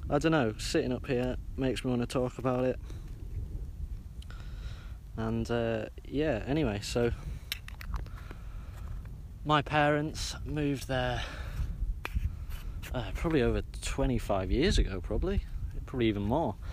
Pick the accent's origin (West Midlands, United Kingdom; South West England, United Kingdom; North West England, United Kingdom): North West England, United Kingdom; Barrow-in-Furness; I was born in Barrow Hospital and made my way back 10 days later to Crook Farm, the place that had held a huge place in my heart for the entirety of my life.